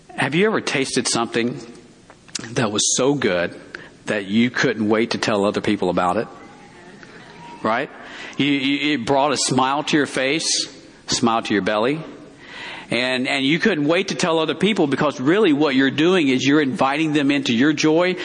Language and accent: English; Alabama, United States; moved away as an adult; I grew up in Alabama.